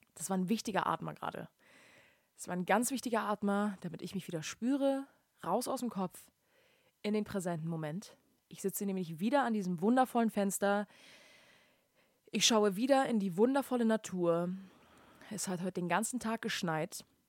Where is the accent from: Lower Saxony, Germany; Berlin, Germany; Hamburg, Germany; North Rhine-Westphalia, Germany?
Hamburg, Germany; moved away; bei uns in Hamburg, Deutschland